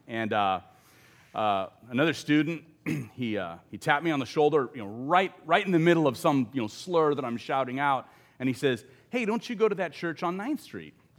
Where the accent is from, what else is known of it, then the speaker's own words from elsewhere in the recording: Los Angeles, California, United States; my family and I had just moved out of the inner city to a low-income suburb, uh, in Los Angeles County, I'm from Southern California